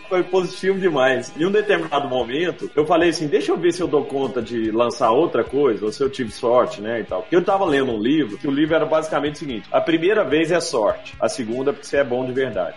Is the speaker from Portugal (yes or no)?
no; Brazil; moved away; also born or lived in Rio de Janeiro / Belo Horizonte; Sou do interior, minha família é toda do interior